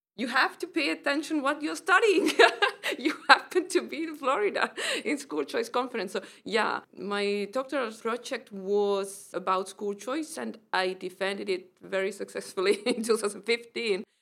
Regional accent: Estonia; I'm from Estonia

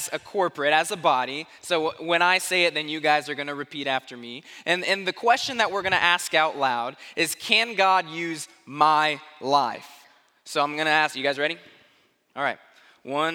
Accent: Tucson, Arizona, United States; now in Springfield; I grew up in Arizona, in Tucson, Arizona

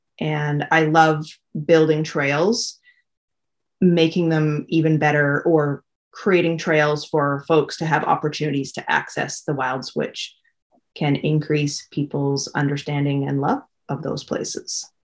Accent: British Columbia, Canada; now in Quadra Island, Canada; I grew up on Vancouver Island. I've lived on Quadra Island for 28 years now.

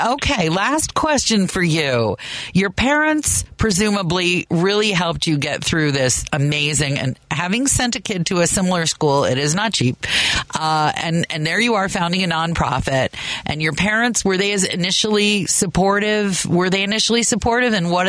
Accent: Chicago, Illinois, United States; And as a Chicagoan, I'm grateful to you.

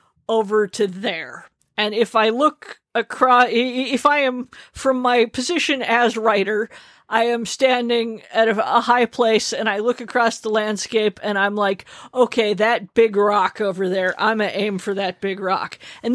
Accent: Arizona, United States; I take very quick showers. I grew up in Arizona.

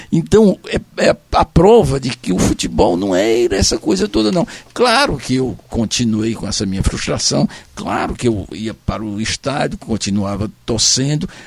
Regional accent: Fortaleza, Ceará, Brazil; also born or lived in Senador Pompeu; Eu, quando vim de Senador Pompeu, eu, que já era Fortaleza, tem uma fotografia minha aos 5 anos de idade, eu com a camisa do Fortalezinha Esporte Clube.

